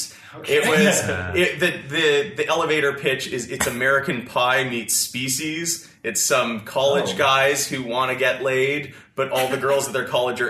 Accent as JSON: {"language": "English", "town": "Chelsea", "region": "Quebec", "country": "Canada", "tie": "born or raised there", "said": "I grew up in Chelsea, Quebec, so just up in Gatineau."}